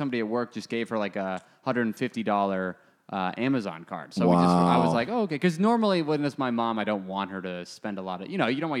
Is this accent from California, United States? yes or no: no; Arizona, United States; moved away as an adult; now in New York, United States; Dude, I grew up in Arizona. I spent almost the past year out of Arizona.